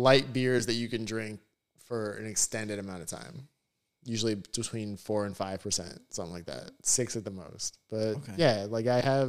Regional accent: Broward County, South Florida, United States; I'm born and raised in South Florida.

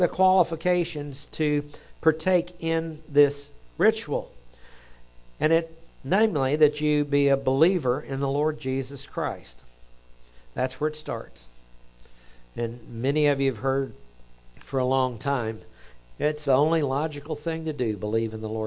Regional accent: Oklahoma, United States; accent: Oklahoma; my Oklahoma accent comes out

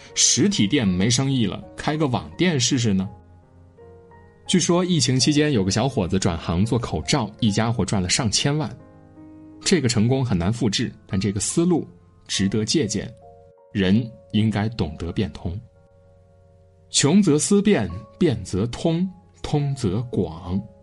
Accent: China; 我们中国人

